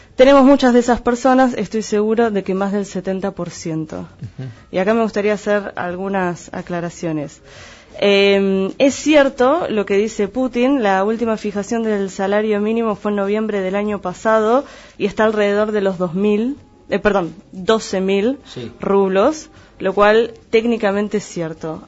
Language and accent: Spanish; Argentina; la mayoría de los que estamos acá, y en la región pampeana, no así en el resto del país tal vez, eh, en general somos descendientes de inmigrantes. Sin embargo, nos consideramos argentinos porque nacimos en suelo argentino.